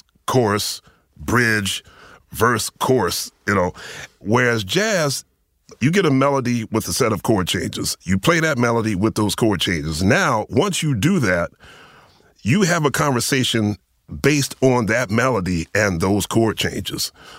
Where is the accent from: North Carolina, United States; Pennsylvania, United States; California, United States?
Pennsylvania, United States; Philadelphia; born or raised there